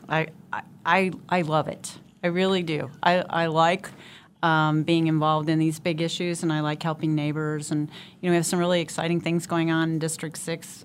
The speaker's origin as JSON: {"language": "English", "town": "Wichita", "region": "Kansas", "country": "United States", "tie": "born or raised there", "said": "I was born and raised here, went to high school here, went away from college for a little while, but did graduate from Wichita State"}